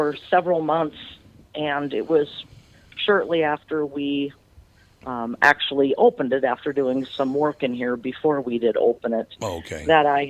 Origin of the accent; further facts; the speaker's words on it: Butterfield, Minnesota, United States; moved away as an adult; now in Sauk Centre, United States; I'm from a small town in southern Minnesota called Butterfield